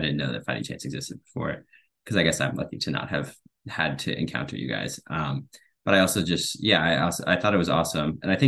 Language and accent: English; Southampton, New York, United States; I grew up in Southampton.